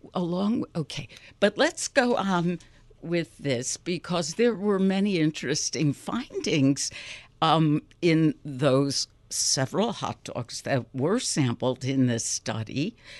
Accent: Chicago, Illinois, United States; a born and raised Chicagoan.

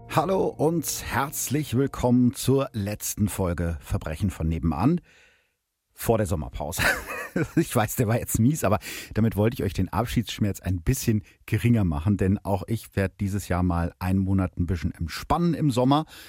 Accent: Gütersloh, North Rhine-Westphalia, Germany; aus dem Gütersloher Stadtarchiv, also aus meiner Heimatstadt

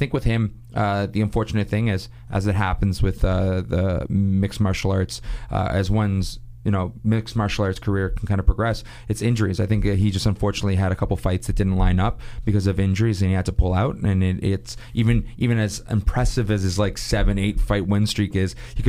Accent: Toronto, Ontario, Canada; also born or lived in Montreal; I'm from Toronto

